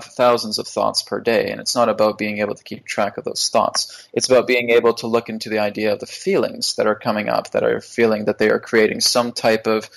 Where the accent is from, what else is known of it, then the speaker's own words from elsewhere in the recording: Vancouver, British Columbia, Canada; I'm from Vancouver, so we have a lot of mountains here.